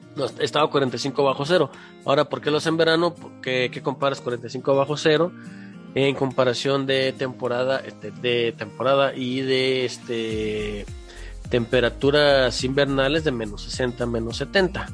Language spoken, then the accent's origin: Spanish; Mexico; como mexicanos, los mexicanos, los que pagamos impuestos